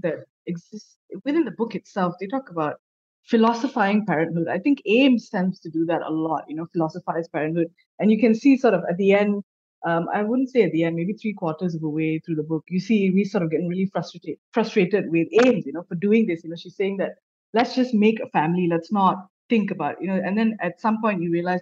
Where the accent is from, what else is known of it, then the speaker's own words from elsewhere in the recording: Malaysia; I'm also a Malaysian